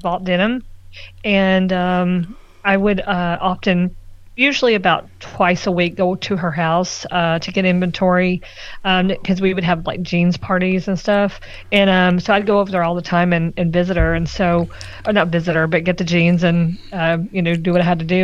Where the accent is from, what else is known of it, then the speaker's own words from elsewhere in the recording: Red Oak, Texas, United States; also born or lived in Waxahachie, Texas; I grew up in Red Oak, and so I live in Ellis County.